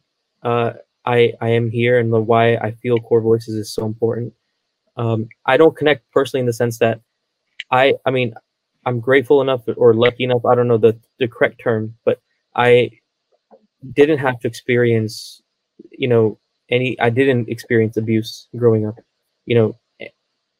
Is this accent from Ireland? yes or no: no; United States; I'm from Maryland, Virginia area